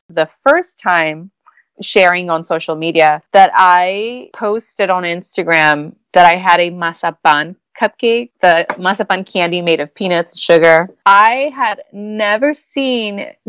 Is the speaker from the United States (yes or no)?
no; Mexico; moved away; I grew up in Mexico in a restaurant.